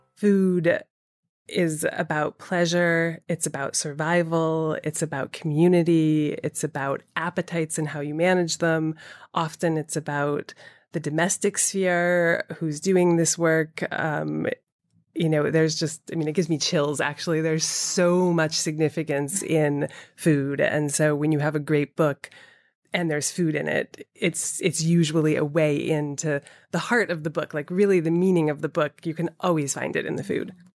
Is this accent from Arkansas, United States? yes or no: no; Boston, Massachusetts, United States; also born or lived in Atlanta, Georgia; I grew up, I was born in Atlanta and then my parents moved to Boston uh, when I was seven, I suppose, so the suburbs of Boston